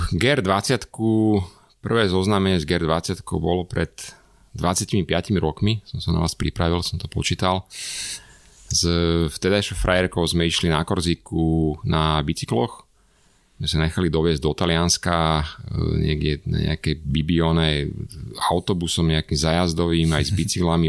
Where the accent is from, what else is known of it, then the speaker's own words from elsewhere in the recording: Bratislava, Bratislava Region, Slovakia; som chlapec z Bratislavy